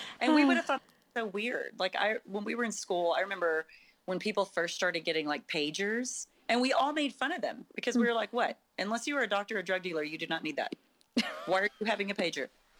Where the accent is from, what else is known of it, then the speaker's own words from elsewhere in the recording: San Angelo, Texas, United States; moved away as an adult; When I moved to Houston, I moved from West Texas, not very big town, San Angelo, Texas, to Houston, you know, with 8 million people.